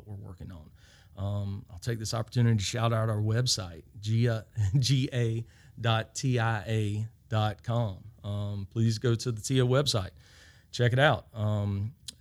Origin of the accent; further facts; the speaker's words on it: Laurens County, Georgia, United States; I'm from Lawrence County